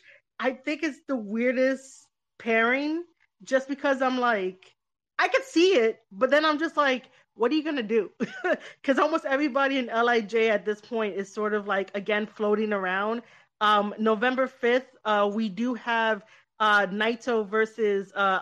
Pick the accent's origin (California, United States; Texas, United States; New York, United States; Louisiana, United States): New York, United States; I grew up, I'm born and raised in New York